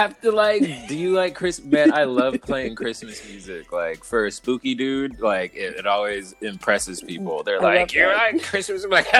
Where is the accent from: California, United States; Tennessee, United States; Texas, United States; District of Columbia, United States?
California, United States; Los Angeles; I am from Los Angeles proper. I'm bougie as shit.